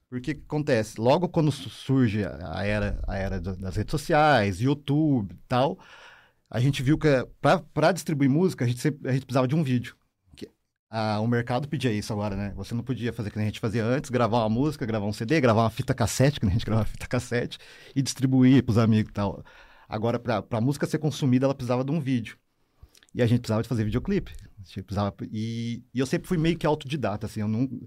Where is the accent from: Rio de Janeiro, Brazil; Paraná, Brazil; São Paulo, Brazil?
Paraná, Brazil; Curitiba; eu sou nascido e criado no SIC, né? Vila Sabará, e a minha trajetória cultural começa ali mesmo, né?